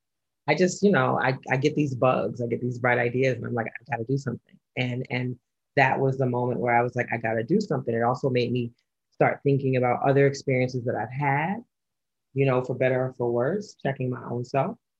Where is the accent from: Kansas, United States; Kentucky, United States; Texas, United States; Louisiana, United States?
Louisiana, United States; New Orleans; moved away; I grew up in New Orleans, which has a long history of colorism and identity politics